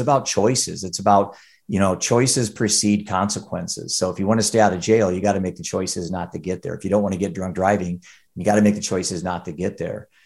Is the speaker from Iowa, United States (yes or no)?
yes; Cedar Rapids, Iowa, United States; I'm from Cedar Rapids, Iowa